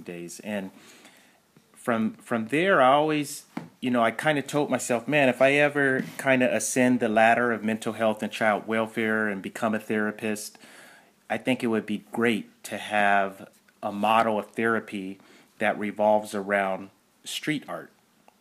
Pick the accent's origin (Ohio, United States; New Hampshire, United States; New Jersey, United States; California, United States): California, United States; Pasadena; born and raised in Pasadena, California, about 15 minutes north of downtown LA.